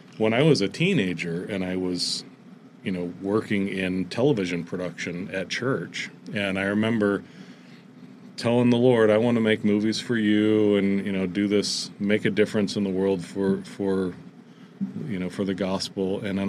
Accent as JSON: {"language": "English", "town": "Fort Wayne", "region": "Indiana", "country": "United States", "tie": "born or raised there", "said": "I grew up in Fort Wayne, Indiana"}